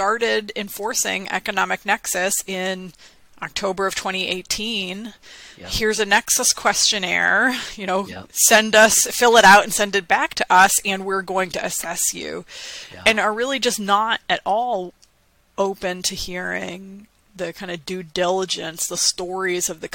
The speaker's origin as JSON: {"language": "English", "region": "Maine", "country": "United States", "tie": "born or raised there", "said": "my home state of Maine"}